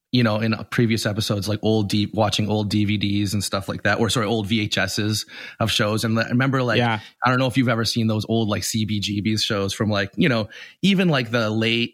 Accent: Winnipeg, Manitoba, Canada; I grew up in Winnipeg, which is a small city in the middle of Canada. The closest big city would have been like Minneapolis.

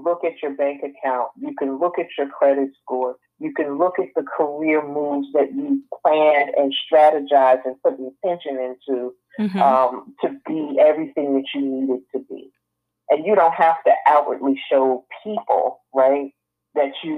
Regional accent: North New Jersey, United States; accent: northern; moved away; also born or lived in Atlanta, Georgia; I come from North New Jersey, born and raised

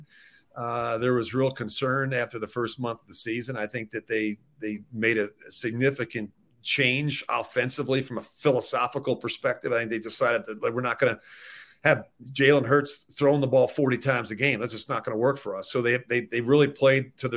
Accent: Philadelphia, Pennsylvania, United States; I grew up in Philadelphia.

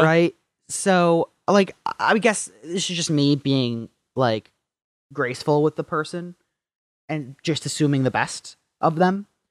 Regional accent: Marquette, Michigan, United States; moved away as an adult; also born or lived in Traverse City, Michigan; I was from Marquette, from the upper, upper peninsula

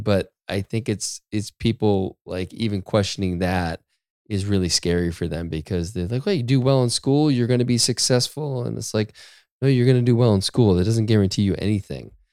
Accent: Maine, United States; I grew up in Maine

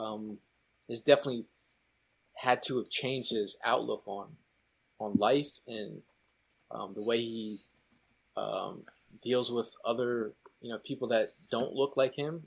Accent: Connecticut, United States; moved away; also born or lived in New York City area; growing up in Connecticut

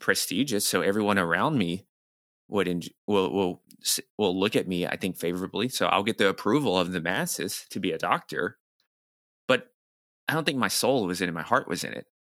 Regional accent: Nashville, Tennessee, United States; moved away as an adult; also born or lived in New York City; I'm from Nashville, Tennessee, which is the, the, the, kinda the deep south

